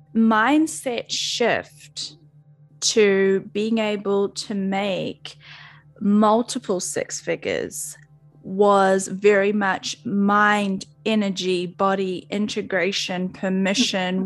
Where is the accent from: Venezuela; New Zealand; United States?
New Zealand; I'm a Kiwi, so I'm from New Zealand